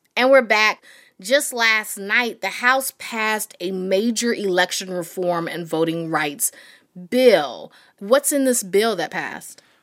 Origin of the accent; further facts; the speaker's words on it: North Carolina, United States; I'm from North Carolina, so I have family in Greensboro